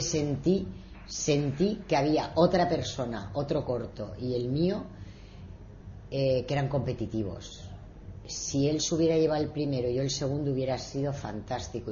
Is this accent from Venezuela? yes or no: no; Spain; como española